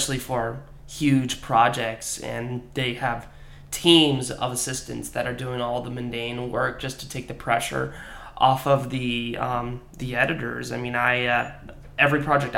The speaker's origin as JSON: {"language": "English", "region": "Washington", "country": "United States", "tie": "born or raised there", "also_born_or_lived": "Seattle", "moved": "as an adult", "lives_now": "Los Angeles, United States", "said": "my hometown of Washington, I grew up in a smallish agriculture community"}